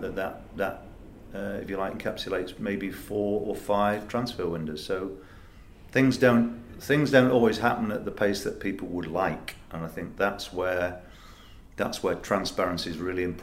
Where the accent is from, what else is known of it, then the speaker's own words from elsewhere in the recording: Nottingham, East Midlands, United Kingdom; also born or lived in Leicester; I'm from Nottingham myself